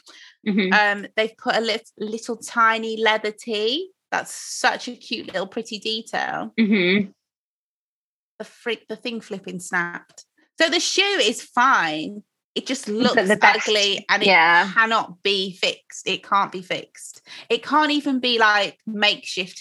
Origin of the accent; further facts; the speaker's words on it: Croydon, London, United Kingdom; I was born in Croydon